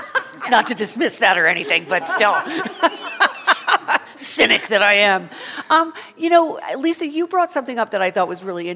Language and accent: English; Rhode Island, United States; my home state of Rhode Island.